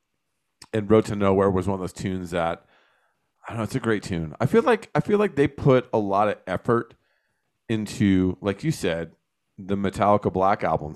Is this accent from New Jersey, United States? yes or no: yes; New Jersey, United States; I grew up in New Jersey